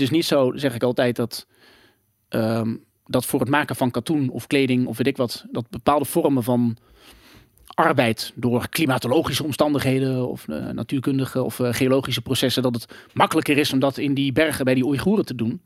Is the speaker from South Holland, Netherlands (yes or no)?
no; Gelderland, Netherlands; ik kom uit Gelderland, mhm. een net dorpje. Ging naar de basisschool